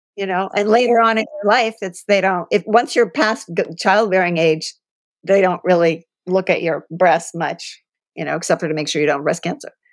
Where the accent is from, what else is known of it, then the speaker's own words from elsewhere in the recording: Columbus, Ohio, United States; moved away; also born or lived in California; I grew up in Columbus, so I'm a Buckeye